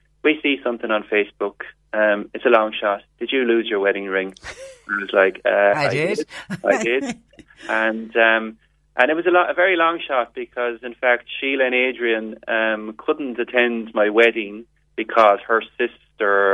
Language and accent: English; Midleton, Munster, Ireland; I'm from Middleton